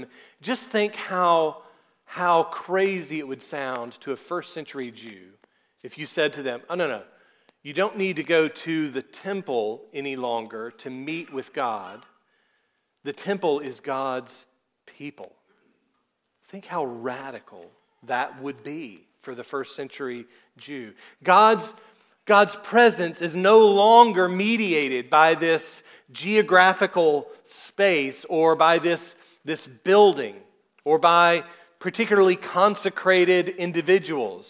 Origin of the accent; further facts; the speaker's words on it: South Georgia, United States; I'm from South Georgia, and that's just how we talk